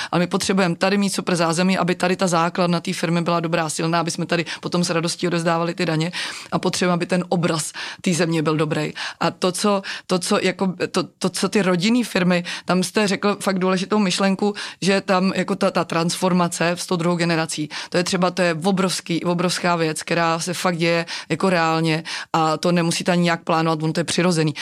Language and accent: Czech; Czechia; jsme Češi